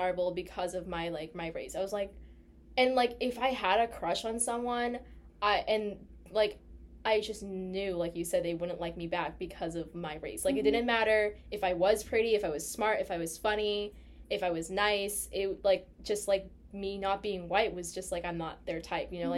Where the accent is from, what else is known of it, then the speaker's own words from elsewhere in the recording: Malden, Massachusetts, United States; we're from Malden